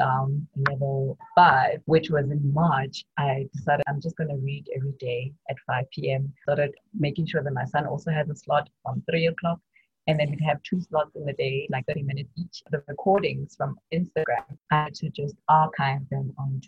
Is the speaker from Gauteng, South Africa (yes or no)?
no; Bloemfontein, Free State, South Africa; moved away as an adult; now in Johannesburg, South Africa; I'm from Bloemfontein. In the Free State.